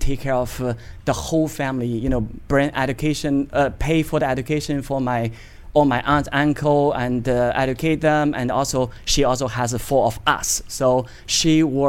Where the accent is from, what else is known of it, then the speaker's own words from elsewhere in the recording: Beijing, China; also born or lived in Poland / Austria / Germany / United Kingdom; now in United States; I'm a Chinese, born in Beijing